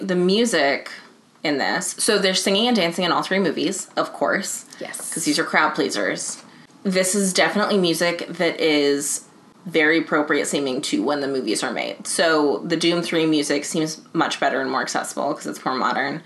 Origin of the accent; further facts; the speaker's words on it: United States; as an American